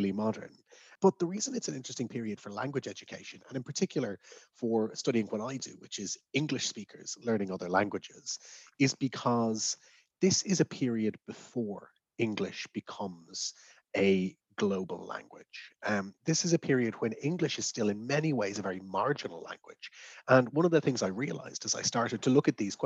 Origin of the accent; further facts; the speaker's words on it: Dublin, Leinster, Ireland; now in Leeds, United Kingdom; I grew up in Dublin and I was educated through Irish until I was 11 or 12 years old